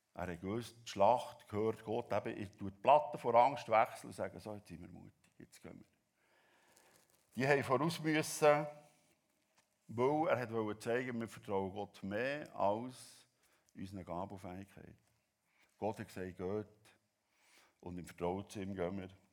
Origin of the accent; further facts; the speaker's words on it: Switzerland; als Schweizer